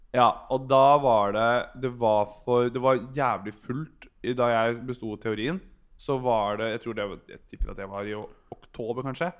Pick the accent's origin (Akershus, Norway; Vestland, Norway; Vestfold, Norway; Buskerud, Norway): Akershus, Norway; Bærum; Jeg er fra Bærum